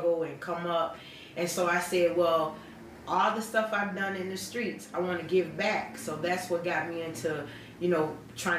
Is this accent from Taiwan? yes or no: no; Aurora, Illinois, United States; also born or lived in Montgomery, Illinois; I'm from Aurora, been here all my life, born and raised.